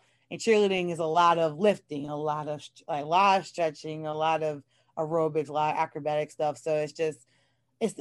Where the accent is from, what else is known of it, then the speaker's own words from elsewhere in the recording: New York, United States; moved away; I'm originally from New York. So my family was really heavy into our New York sports